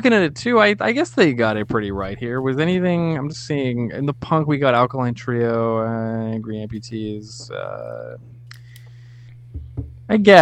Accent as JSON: {"language": "English", "country": "Canada", "said": "We're Canadian"}